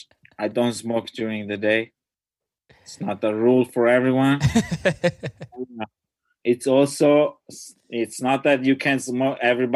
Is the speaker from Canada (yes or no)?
no; Italy; now in Los Angeles, United States; I grew up in Italy